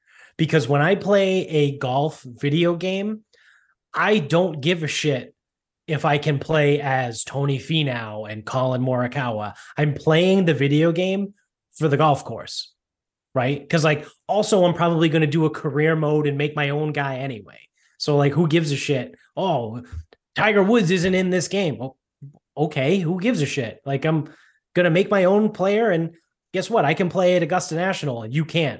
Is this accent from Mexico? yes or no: no; Canada; They don't. I'm Canadian. They don't.